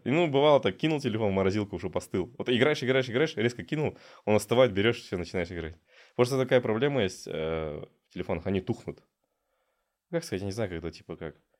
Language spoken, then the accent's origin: Russian; Ekibastuz, Pavlodar Region, Kazakhstan; я родом с Акибаса